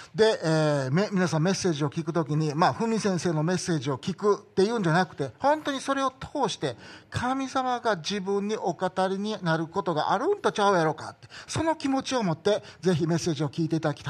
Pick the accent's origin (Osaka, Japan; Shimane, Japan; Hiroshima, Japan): Osaka, Japan; Tondabayashi; moved away; 僕は大阪の、お袋がまだ大阪に住んでるから大阪に帰ることはあるんやけど